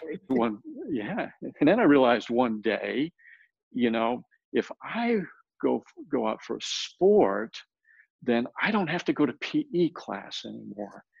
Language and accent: English; Rhode Island, United States; also born or lived in El Paso, Texas / Houston, Texas; now in San Antonio, United States; I was born in El Paso, but I grew up in Rhode Island